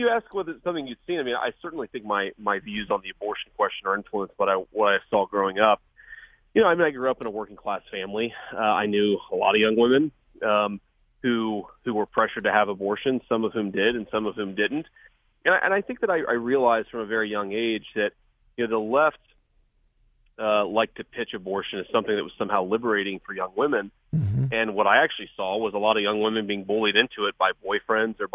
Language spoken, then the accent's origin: English; Ohio, United States; I was born and raised in Ohio. I've grown up here my whole life